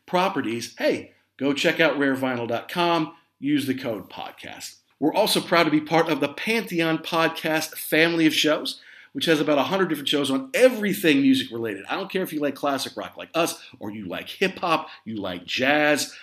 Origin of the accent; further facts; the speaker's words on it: the Midwest and the Southeast, United States; moved away as an adult; also born or lived in Southeast, United States; now in London, United Kingdom; I grew up in the Midwest and in the Southeast